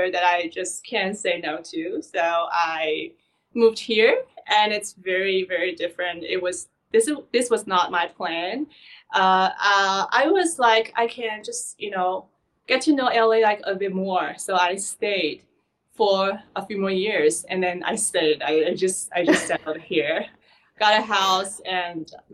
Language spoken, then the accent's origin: English; Shanghai, China; moved away as an adult; now in Los Angeles, United States; I was born and raised in Shanghai